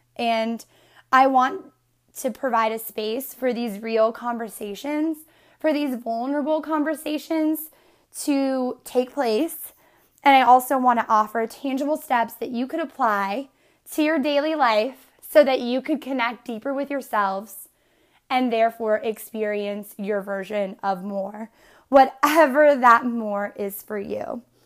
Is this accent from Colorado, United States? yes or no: no; Northeastern Pennsylvania, United States; I am originally from Northeastern P A, and I grew up in this small, one-mile town